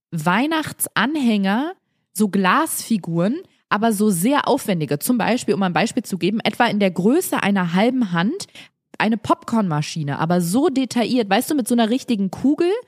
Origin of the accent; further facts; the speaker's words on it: Bavaria, Germany; wir sprechen so lustig, so lebensbejahend, wir sind so äh, frohe Natur, das ist so schön hier bei uns in Bayern